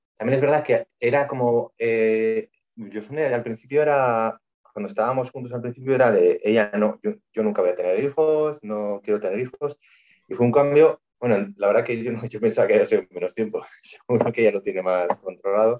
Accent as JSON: {"language": "Spanish", "town": "Vitoria-Gasteiz", "region": "Basque Country", "country": "Spain", "said": "soy de Vitoria, Vitoria Gasteiz y vivo aquí con Yosune"}